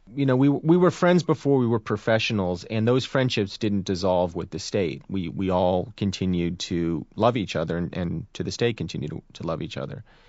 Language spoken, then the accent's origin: English; Hillsborough, New Jersey, United States; I'm from Hillsborough, New Jersey